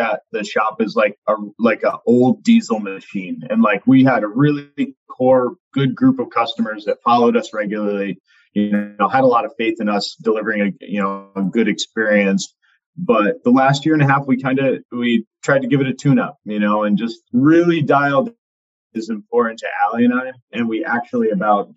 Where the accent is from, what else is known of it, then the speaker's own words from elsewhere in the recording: Ashaway, Rhode Island, United States; growing up in Ashaway